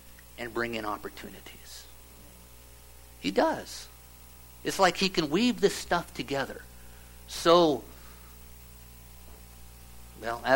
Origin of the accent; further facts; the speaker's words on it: Nebraska, United States; I grew up in Nebraska. It's a lot of small towns where I grew up.